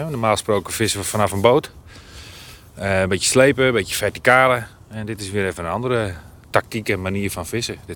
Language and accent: Dutch; Friesland, Netherlands; En we komen helemaal uit Friesland. Dus dan is dit een mooie, mooie route om even te rijden en even te vissen een dagje.